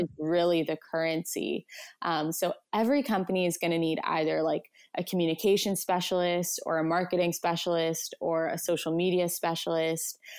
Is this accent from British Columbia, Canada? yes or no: yes; Vancouver, British Columbia, Canada; I'm from Vancouver, B C, Canada.